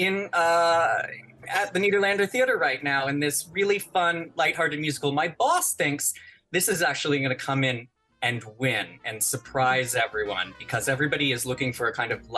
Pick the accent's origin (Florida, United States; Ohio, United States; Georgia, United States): Ohio, United States; moved away; I grew up in Ohio